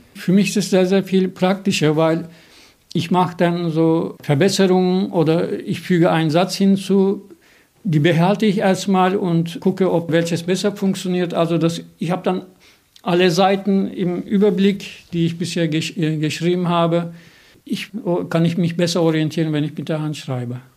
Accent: Turkey; now in Germany; Ich bin ja Türke in Deutschland

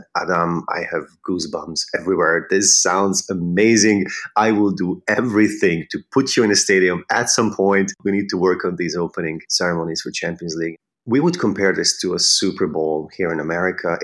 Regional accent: Pomáz, Pest, Hungary; English is a second language; moved away as an adult; also born or lived in Budapest, Hungary; now in New York, United States; I'm from Pomaz, from Hungary, north of Budapest

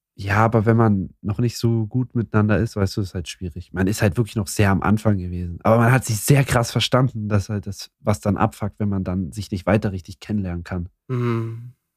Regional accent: Saxony, Germany; ich komme aus Sachsen

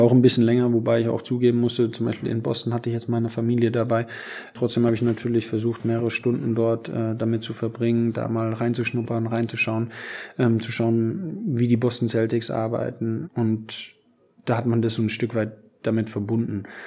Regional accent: Aschaffenburg, Bavaria, Germany; now in Wolfsburg, Germany; nach Aschaffenburg, meine Heimatstadt

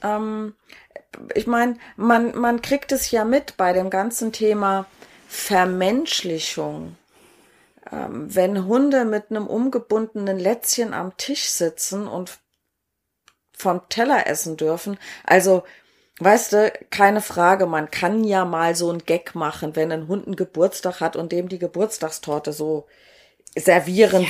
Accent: Saarland, Germany; moved away; ich bin ja ursprünglich aus dem Saarland und da heißt es alle hopp

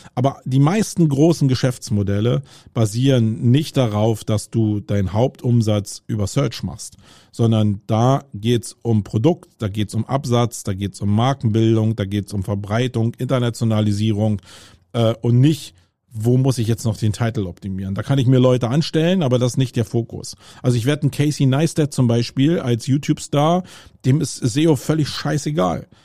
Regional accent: Germany; first language German; ich bin Deutscher und äh, das ist meine Muttersprache

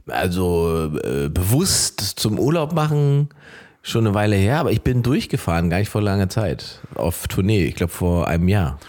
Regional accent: East Germany, Germany; bei uns im Osten hatten Omis immer riesige Gärten

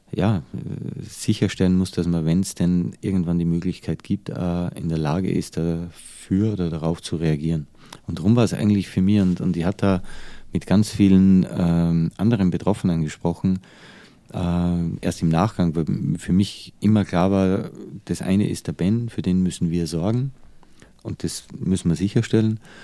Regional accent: Austria; also born or lived in United States / Dubai / Changchun, China; now in Germany

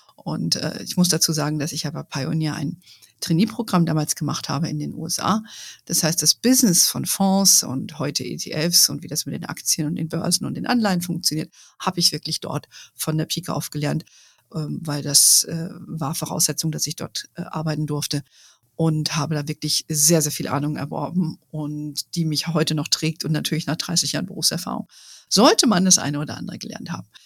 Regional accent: Germany

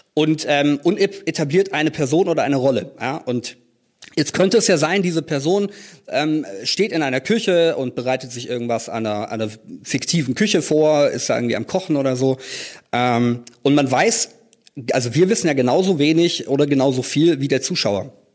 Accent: Tübingen, Baden-Württemberg, Germany; in Tübingen, das ist meine Heimatstadt, in der ich auch äh, gerade lebe

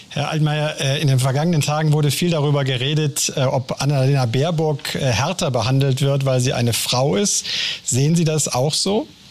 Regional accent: Germany; als Deutsche

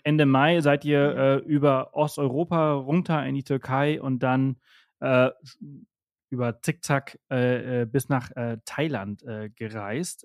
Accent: northern Mallorca, Balearic Islands, Spain; im Norden organisiert, wo ich herkomme und aufgewachsen bin

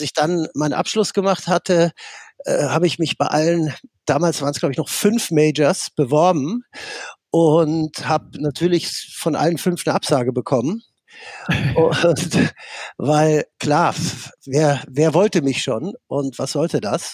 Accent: Netherlands; also born or lived in Dortmund; now in Germany; ich komme aus Holland und bin in mhm. Holland groß geworden

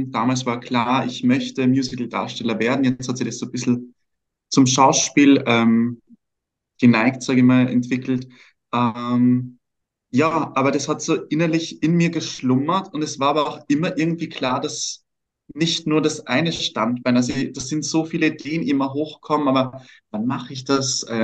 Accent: Vienna, Austria; Aus Wien.

